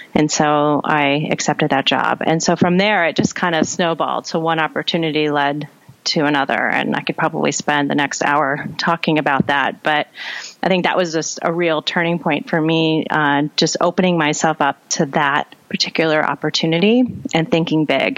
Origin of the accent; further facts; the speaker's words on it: South Dakota, United States; moved away; I grew up in South Dakota and I'm a third and um, third and fourth generation South Dakotan